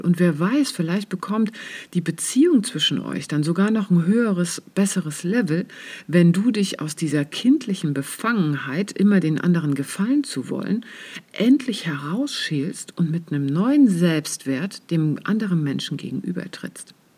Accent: East Germany, Germany; ich bin ja im Osten aufgewachsen

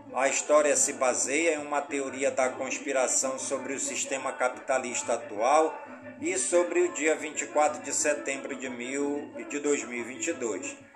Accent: Careiro da Várzea, Amazonas, Brazil; also born or lived in Manaus; Careiro da Vaz, minha cidade natal

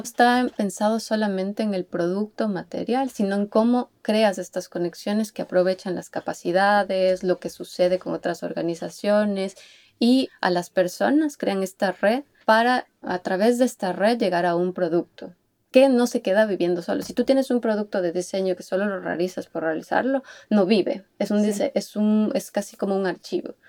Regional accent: Ecuador; moved away as an adult; also born or lived in Netherlands / Utrecht, Netherlands; now in Helsinki, Finland; yo soy ecuatoriana, soy una diseñadora ecuatoriana

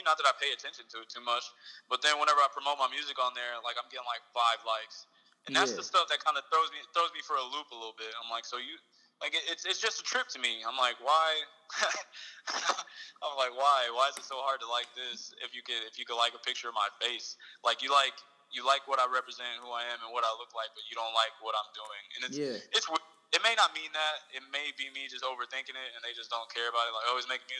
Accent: Ganado, Texas, United States; now in Victoria, United States; I grew up in Ganado

